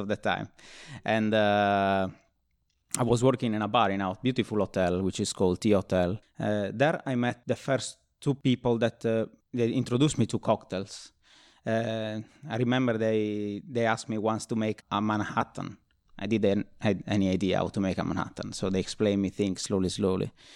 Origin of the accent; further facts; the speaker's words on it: Nuoro, Sardinia, Italy; also born or lived in Rome; now in London, United Kingdom; born in Rome and, uh, grew up in, uh, Sardinia, in Nuoro, which is like a very small town